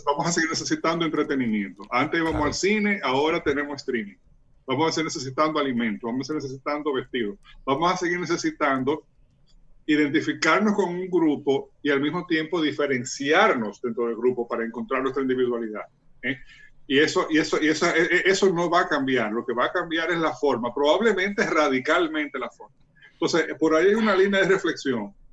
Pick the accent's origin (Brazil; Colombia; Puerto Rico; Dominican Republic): Dominican Republic; ese atributo que tenemos como cultura dominicana